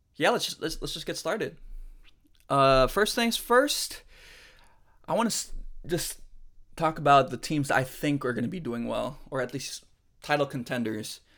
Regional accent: Philippines; I am Filipino. I did grow up in the Philippines, from the Philippines

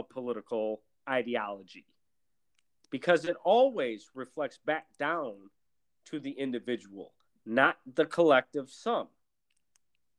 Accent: Milwaukee, Wisconsin, United States; I grew up in Milwaukee, Wisconsin, a very segregated city

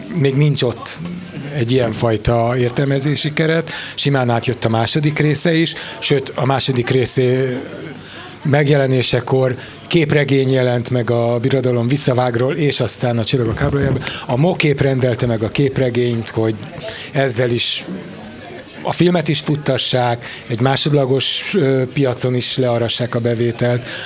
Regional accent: Budapest, Hungary; zuglói gyerek vagyok

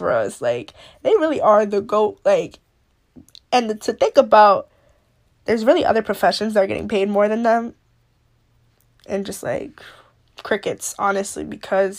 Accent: New York, United States; I'm from New York

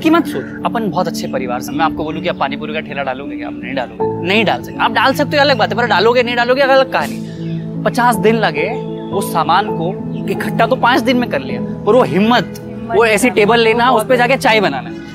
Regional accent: Ahmedabad, Gujarat, India; मैं अहमदाबाद से हूँ

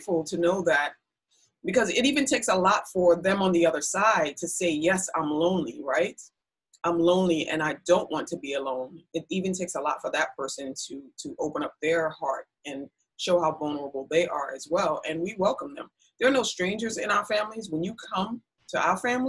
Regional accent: New York City, New York, United States; we grew up in Brooklyn, East New York

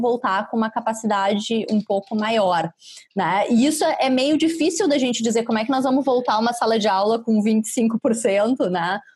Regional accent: Caxias do Sul, Rio Grande do Sul, Brazil; moved away; Caxias, lá minha terra

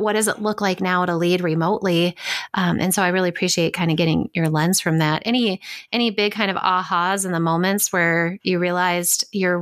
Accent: Minnesota, United States; moved away as an adult; now in Wisconsin, United States; I grew up in Minnesota

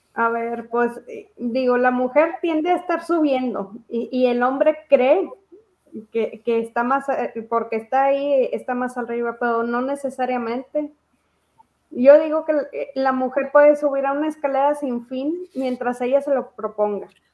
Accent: Mexico; Aquí en México

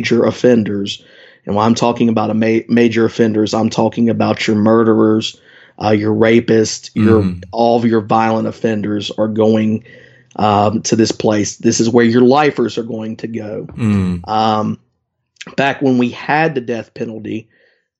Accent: West Virginia, United States; my home state of West Virginia

